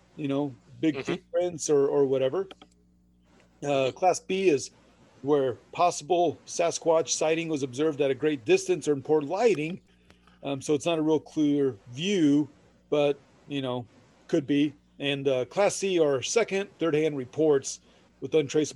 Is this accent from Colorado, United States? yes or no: no; Parke and Vermillion County, Indiana, United States; the areas Jody and I grew up in Indiana and Park and Vermillion County